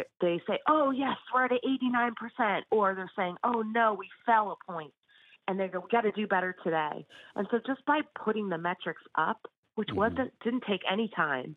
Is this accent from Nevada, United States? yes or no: no; Danbury, Connecticut, United States; owning a business in my hometown